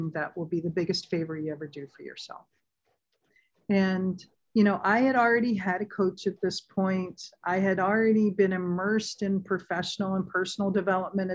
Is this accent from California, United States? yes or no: yes; San Diego, California, United States; moved away as an adult; living and growing up in San Diego